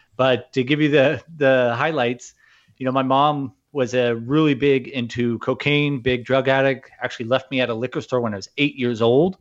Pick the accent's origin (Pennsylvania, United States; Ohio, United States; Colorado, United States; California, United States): California, United States; Newport Beach; I grew up in Orange County, California, in Newport Beach